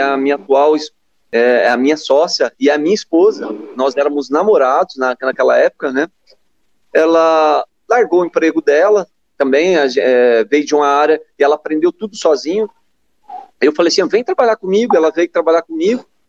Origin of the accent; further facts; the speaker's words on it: Suzano, São Paulo, Brazil; now in Franca, Brazil; nasci em Suzano, mas é, Franca é a minha cidade do coração mesmo. Tá? É a cidade que, que eu escolhi para viver.